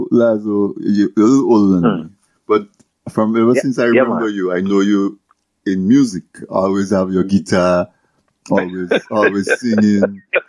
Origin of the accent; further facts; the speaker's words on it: Dominica; growing up in Dominica in the 70s, early 80s